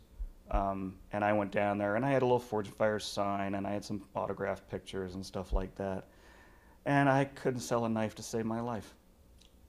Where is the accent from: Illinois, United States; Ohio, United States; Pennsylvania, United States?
Pennsylvania, United States; I'm from Pennsylvania